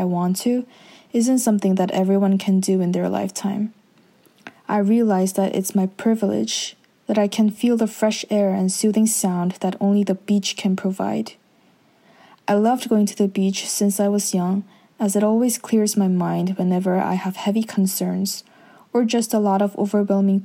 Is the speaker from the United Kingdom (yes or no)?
no; Jeju, South Korea; Growing up in Korea, where there's a plethora of beautiful and unique sceneries